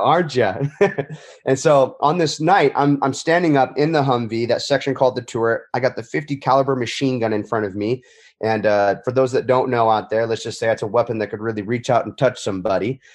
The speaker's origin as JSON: {"language": "English", "town": "Huntington Beach", "region": "California", "country": "United States", "tie": "born or raised there", "said": "my hometown Huntington Beach, California"}